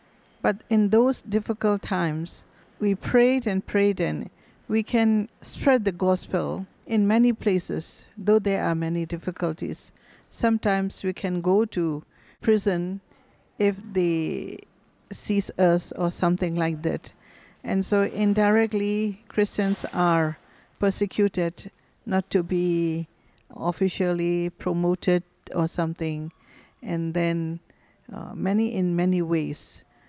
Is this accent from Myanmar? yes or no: yes; Myanmar; Yes, I was born in Myanmar.